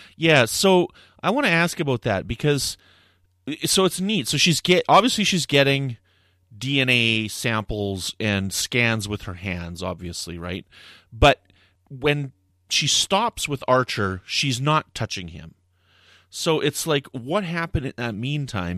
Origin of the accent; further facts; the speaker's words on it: Canada; I'm from Canada